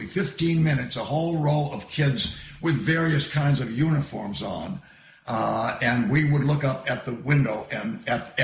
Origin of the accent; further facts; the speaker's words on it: Waterville, Maine, United States; also born or lived in Massachusetts; now in Bar Harbor, United States; I came as a transplant from Massachusetts when I was 9 years old. So I've been in Maine since 1949